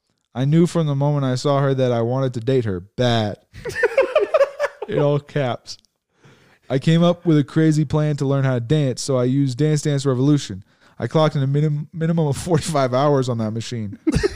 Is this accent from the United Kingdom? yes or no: yes; England, United Kingdom; Come on, I grew up in England, remember?